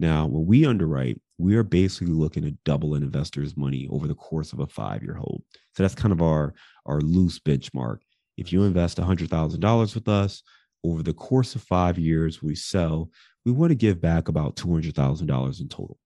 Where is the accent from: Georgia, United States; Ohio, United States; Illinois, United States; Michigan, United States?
Ohio, United States; Cleveland; also born or lived in Detroit; now in Chicago, United States; I'm from Cleveland